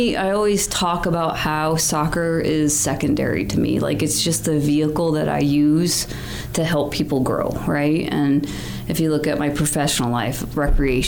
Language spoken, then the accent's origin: English; Missoula, Montana, United States; I grew up here in Missoula